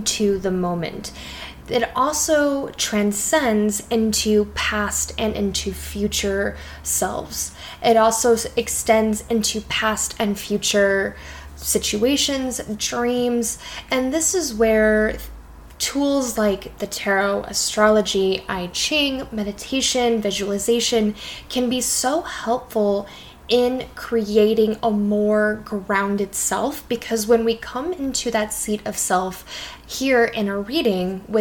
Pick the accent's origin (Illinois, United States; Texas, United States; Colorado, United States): Colorado, United States; growing up in Colorado, being in the mountains